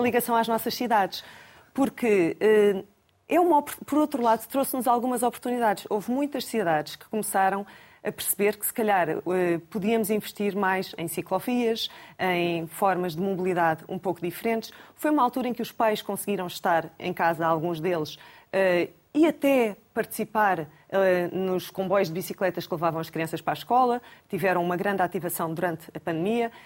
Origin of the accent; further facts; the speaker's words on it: Lisbon, Portugal; Também, também sou alfacinha